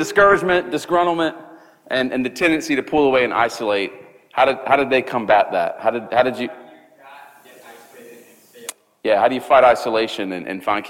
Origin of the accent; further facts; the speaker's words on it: Charleston, United States; back in Charleston, which is my hometown